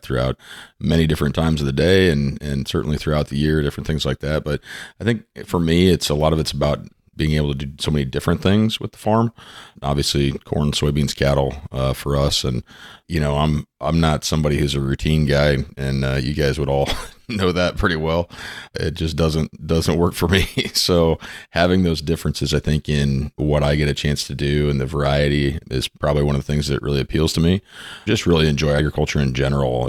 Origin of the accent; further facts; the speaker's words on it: Underwood, Iowa, United States; from Southwest Iowa, a little town called Underwood.